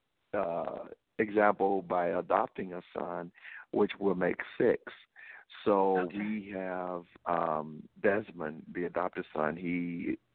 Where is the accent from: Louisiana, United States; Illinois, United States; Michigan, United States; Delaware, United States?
Louisiana, United States; moved away; I'm from the South. I'm from Louisiana